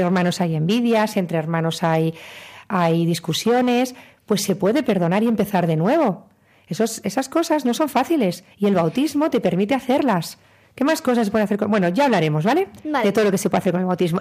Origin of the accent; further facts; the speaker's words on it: Castilla-La Mancha, Spain; venimos de la Mancha